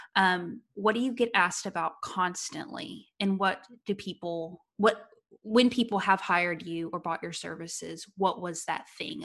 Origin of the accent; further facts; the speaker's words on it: United States; an American entrepreneur